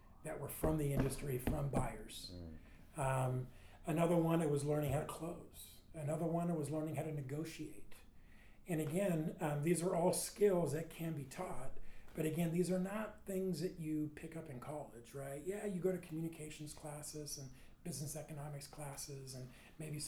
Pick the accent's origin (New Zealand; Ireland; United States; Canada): United States; Southern California; My parents immigrated from Sweden. I grew up in Southern California.